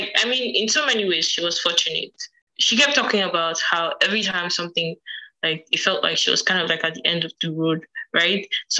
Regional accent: Edo, Nigeria; From Edo.

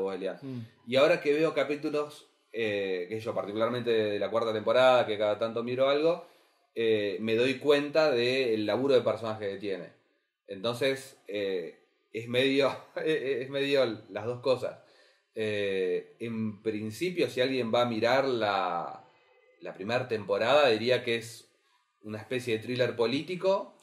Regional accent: Carmen de Patagones, Buenos Aires Province, Argentina; yo soy de Carmen Patagones

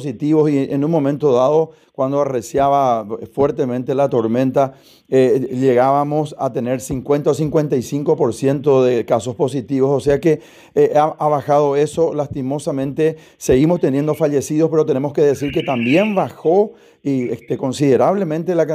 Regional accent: Asunción, Paraguay; yo particularmente soy de Asunción, mi esposa, mis hijos, todos, ¿verdad? Y votamos en Asunción

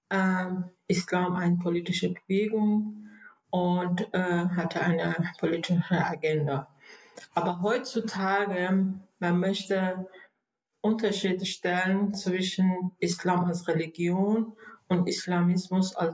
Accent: Iran; German is a second language; moved away as an adult; also born or lived in Berlin, Germany; now in Germany; ich bin eine gebürtige Iranerin, äh, bin ich seit äh, 85 in Deutschland äh, als Flüchtlinge

